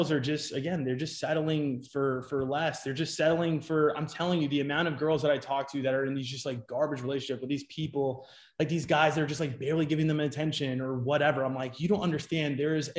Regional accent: New York, United States; now in Scottsdale, United States; I'm originally from New York. And I moved out to Arizona.

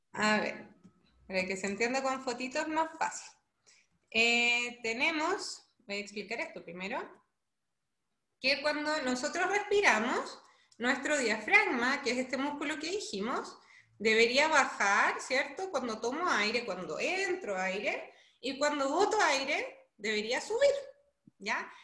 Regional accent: Chile; moved away as an adult; now in Brazil; yo soy chilena, actualmente me encuentro en Brasil

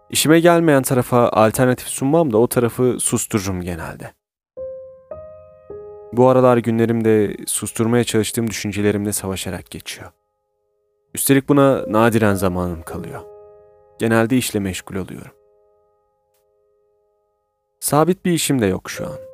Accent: Erzurum, Turkey; moved away as an adult; now in Istanbul, Turkey; Aslen Erzurumluyuz. Üniversiteye kadar Erzurum'da yaşadım. Ailem hala orada yaşıyor.

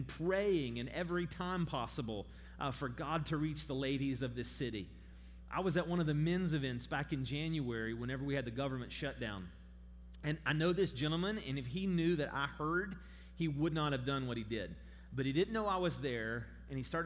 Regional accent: St. Albans, West Virginia, United States; also born or lived in Charleston, West Virginia; I'm from here. I grew up in St. Albans. I was born in Charleston.

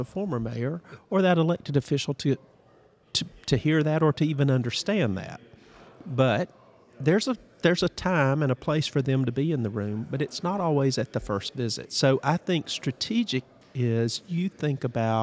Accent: Prattville, Alabama, United States; I'm a former mayor of my hometown of Prattville, Alabama

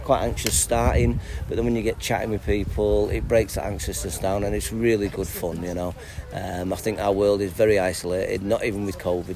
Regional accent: Morecambe, North West England, United Kingdom; I was born in Morecambe. Oh, I've lived in Morecambe my whole life

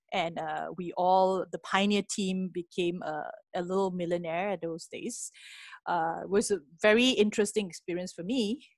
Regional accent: Penang, Malaysia; moved away as an adult; now in Singapore; I come from a s, a beautiful island called Penang, uh, famous for food as well. Uh, had my earlier education in Penang

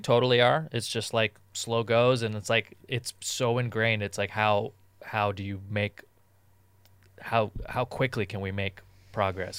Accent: Southern California, United States; growing up in Southern California

